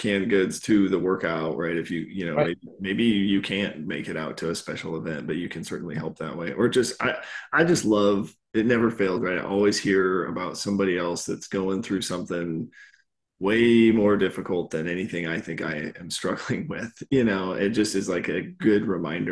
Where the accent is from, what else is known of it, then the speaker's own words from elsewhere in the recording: Westgate, United States; I grew up in Westgate